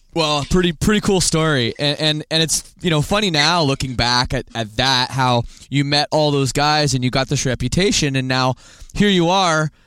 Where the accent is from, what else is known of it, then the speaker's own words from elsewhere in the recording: Canada; I'm from Canada